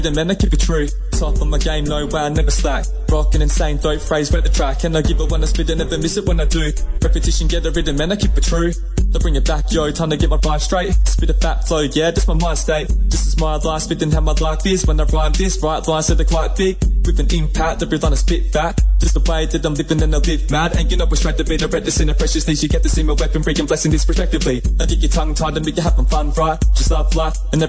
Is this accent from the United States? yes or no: no; Australia; I'm a rapper from Australia